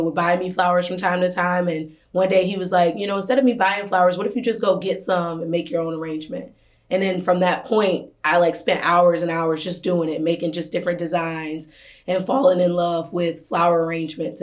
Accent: Detroit, Michigan, United States; born and raised in Detroit

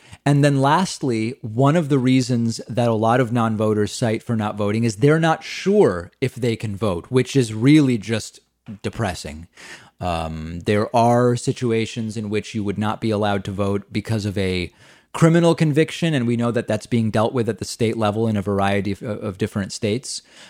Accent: Australia; Hey, David, I'm from Australia, and I'm trying to figure out why so many Americans do not vote.

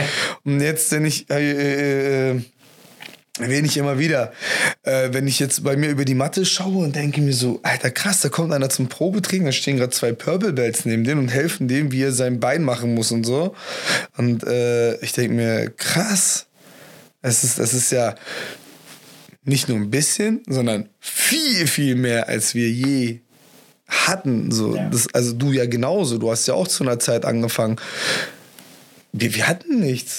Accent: Homburg, Germany; in Homburg, wo ich gelebt habe

